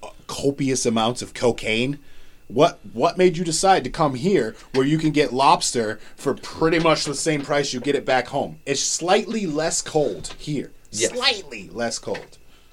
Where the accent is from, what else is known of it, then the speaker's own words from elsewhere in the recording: United States; I'm American.